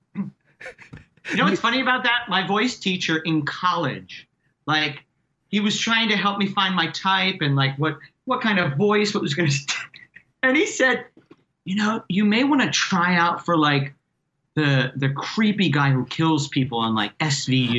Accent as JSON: {"language": "English", "town": "Reading", "region": "Pennsylvania", "country": "United States", "tie": "born or raised there", "moved": "yes", "lives_now": "New York, United States", "said": "my hometown of Reading, PA"}